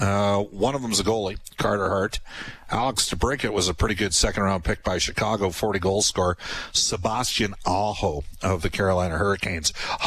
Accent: Edmonton, Alberta, Canada; I'm from Edmonton and I grew up watching the Oilers and the Eskimos

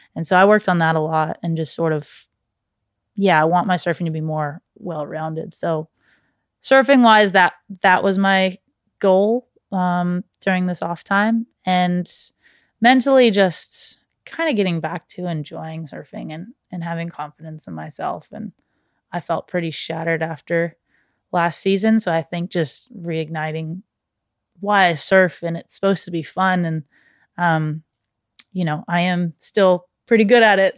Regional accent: Santa Barbara, California, United States; growing up in Santa Barbara

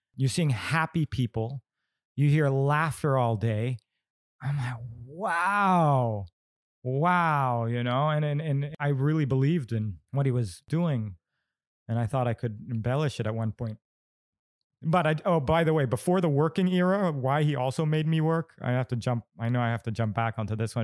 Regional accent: Bali, Indonesia; growing up in Bali

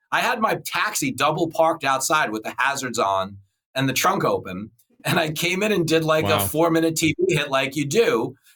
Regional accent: Levittown, New York, United States; But yes, I grew up in Levittown. I started driving a cab and doing stand-up.

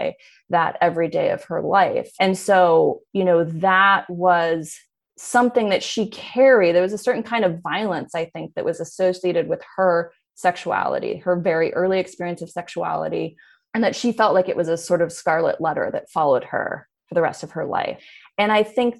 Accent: Berkeley, California, United States; I grew up in Berkeley.

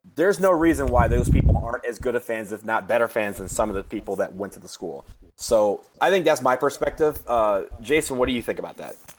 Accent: Michigan, United States; I was born and raised in Michigan.

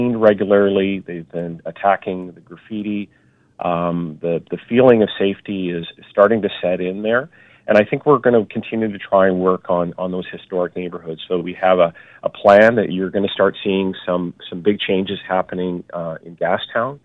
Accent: Vancouver, British Columbia, Canada; I grew up in South Van as well and in the Killarney area

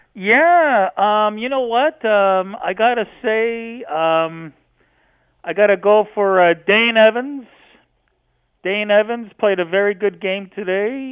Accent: Canada; I'm glad I live in Canada, and I'm glad, I'm glad I'm a Canadian guy

